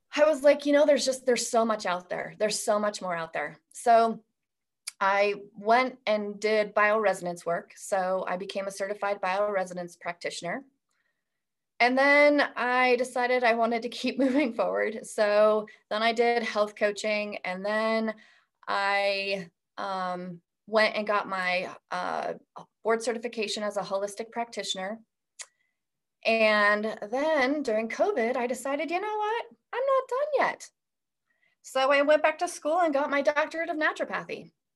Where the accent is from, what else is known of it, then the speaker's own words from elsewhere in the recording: Idaho, United States; I was born and raised in Idaho